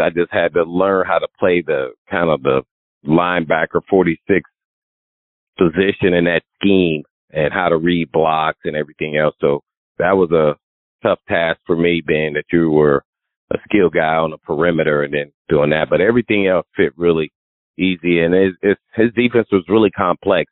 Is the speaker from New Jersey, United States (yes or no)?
no; Indianapolis, Indiana, United States; Growing up in Indiana, Indianapolis, and then uh, going to a private cathedral fighting Irish